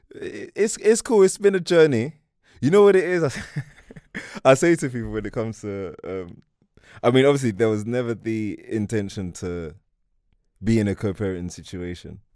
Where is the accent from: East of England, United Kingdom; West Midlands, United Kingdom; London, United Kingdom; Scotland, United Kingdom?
London, United Kingdom; I'm from East London